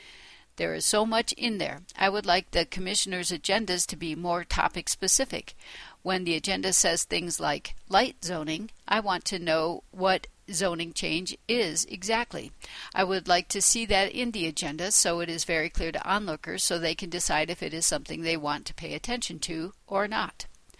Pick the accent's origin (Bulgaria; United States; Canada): United States; Lamar, Colorado; I was born and raised in Lamar, Colorado, to a multi-generational family there.